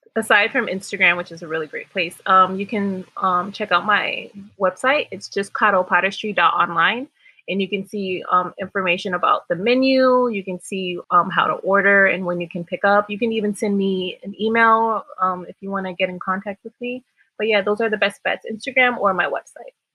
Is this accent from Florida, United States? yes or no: yes; Miami, Florida, United States; moved away as an adult; now in New York, United States; I was born in Miami, Florida, and I've actually been in New York for about 10 years